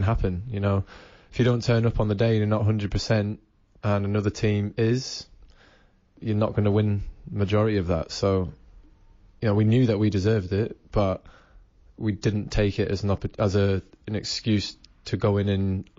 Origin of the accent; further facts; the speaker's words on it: New Zealand; born there; I'm English. I was born in New Zealand, I remember my roots, I remember where I came from